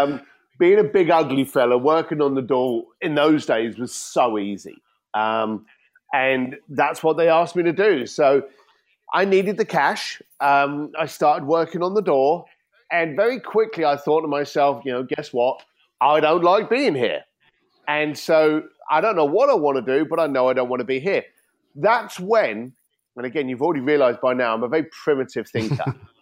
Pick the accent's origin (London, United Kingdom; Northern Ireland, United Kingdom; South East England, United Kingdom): London, United Kingdom; as an Irish kid from London, we learn the gift of the gab. We learn how to talk to people. You know, the Barrow boys from East London, some of the best negotiators in the planet. And these were in my neighborhood.